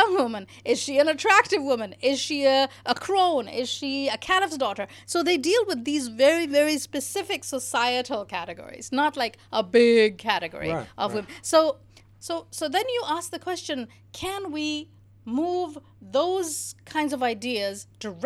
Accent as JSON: {"language": "English", "country": "Pakistan", "tie": "born or raised there", "moved": "as an adult", "said": "I grew up in Pakistan, you know, the 70s and 80s"}